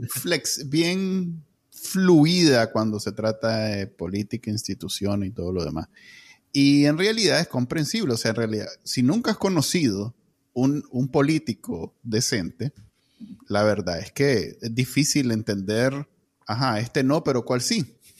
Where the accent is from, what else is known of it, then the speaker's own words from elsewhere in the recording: Nicaragua; moved away; Yo no salí de Nicaragua por una razón política